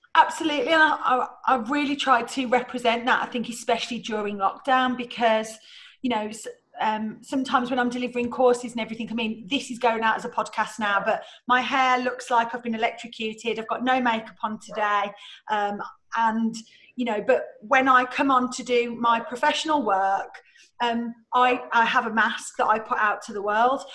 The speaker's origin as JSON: {"language": "English", "region": "England", "country": "United Kingdom", "said": "we're so English"}